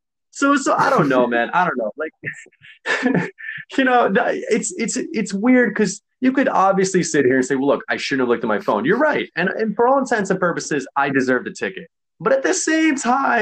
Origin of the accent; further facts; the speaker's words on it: Connecticut, United States; I'm not from here. I'm from Connecticut.